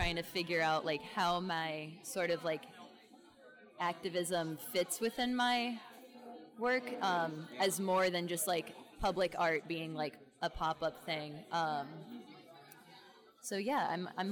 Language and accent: English; Southwest Florida, United States; moved away as an adult; also born or lived in Tallahassee, Florida; now in North Carolina, United States; I'm from Southwest Florida. I've lived in Florida my whole life up until like 7 months ago.